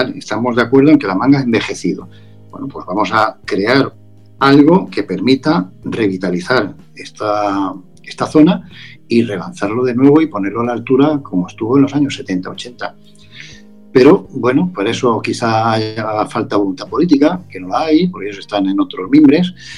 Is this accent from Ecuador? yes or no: no; Barcelona, Catalonia, Spain; moved away; yo, nací en Barcelona, yo soy de Barcelona